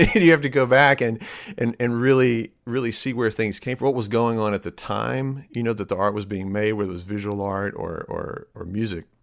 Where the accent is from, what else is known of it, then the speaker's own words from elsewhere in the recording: Starkville, Mississippi, United States; moved away as an adult; now in Jacksonville, Alabama, United States; I grew up in Starkville